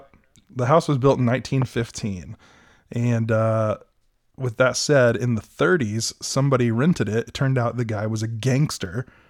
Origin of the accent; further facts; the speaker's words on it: United States; moved away; I'm from Greene County